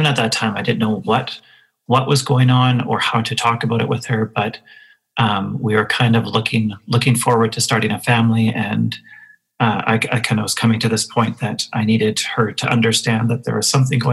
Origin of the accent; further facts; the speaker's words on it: Moose Jaw, Saskatchewan, Canada; I grew up in Moose Jaw, Saskatchewan, in the 80s, so small town Saskatchewan in the 80s